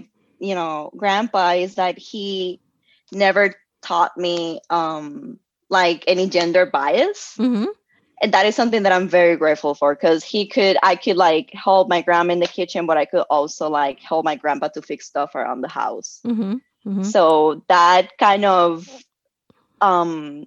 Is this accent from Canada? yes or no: no; Puerto Rico; moved away as an adult; I was born and raised in Puerto Rico. I was there until I was 21.